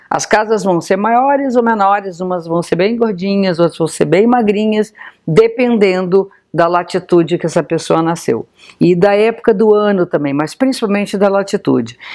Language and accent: Portuguese; Brazil; born there; Então, para nós que nascemos aqui no Brasil, as casas astrológicas são praticamente iguais.